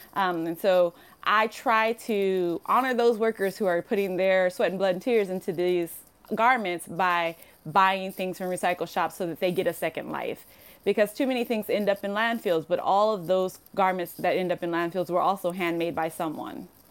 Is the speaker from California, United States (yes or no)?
yes; Compton, California, United States; moved away as an adult; now in Tokyo, Japan; I grew up in Compton, California